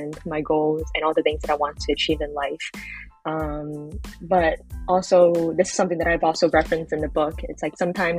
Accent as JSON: {"language": "English", "town": "New York City", "region": "New York", "country": "United States", "tie": "born or raised there", "said": "I'm based in Brooklyn, New York, in the United States, and I was born and raised here"}